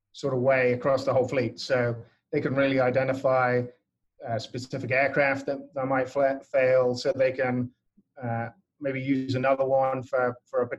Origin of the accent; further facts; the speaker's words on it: England, United Kingdom; moved away as an adult; now in United States; I come from England originally. You can probably tell from my slightly odd accent